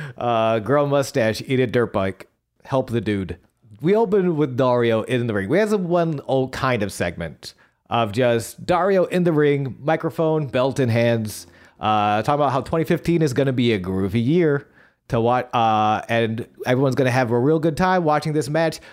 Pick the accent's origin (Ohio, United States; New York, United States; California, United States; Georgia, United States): New York, United States; Buffalo; born or raised there